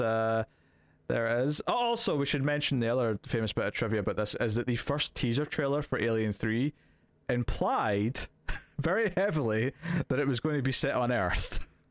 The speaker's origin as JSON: {"language": "English", "region": "Scotland", "country": "United Kingdom", "said": "As a Scottish person"}